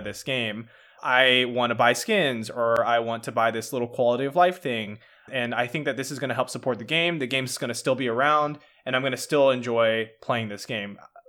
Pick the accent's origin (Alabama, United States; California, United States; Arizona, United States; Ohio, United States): California, United States; I grew up in Marin County, which is a pretty affluent area.